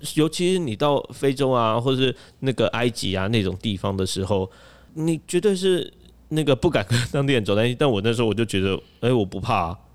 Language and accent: Chinese; Taiwan; 我们台湾人又有申根签证嘛